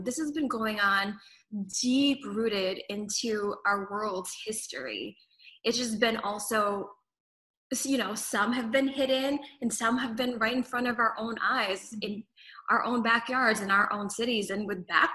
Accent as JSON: {"language": "English", "country": "Philippines", "tie": "born or raised there", "moved": "yes", "said": "I was born in the Philippines, so growing up, also my mom was a journalist and news anchor"}